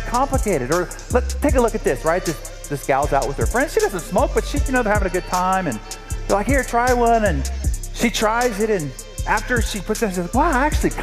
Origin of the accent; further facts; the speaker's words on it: San Diego, California, United States; I'm from San Diego, and this is one of our local heroes